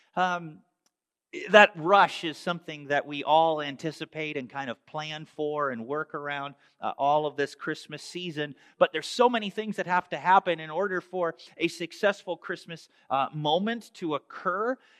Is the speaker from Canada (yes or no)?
yes; Canada; moved away; growing up in Canada